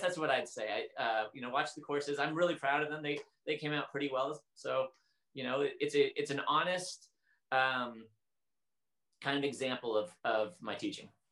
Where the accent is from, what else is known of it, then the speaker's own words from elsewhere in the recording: Portland, United States; I grew up in Portland and it was rainy